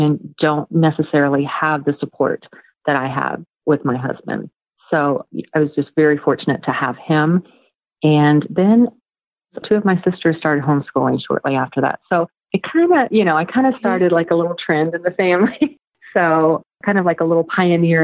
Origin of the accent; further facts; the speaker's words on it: Kentucky, United States; I was born in Kentucky